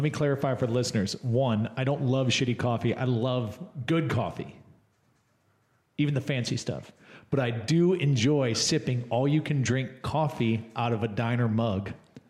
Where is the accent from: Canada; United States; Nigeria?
United States; Illinois; born there; Oh, yeah, I was born in Illinois.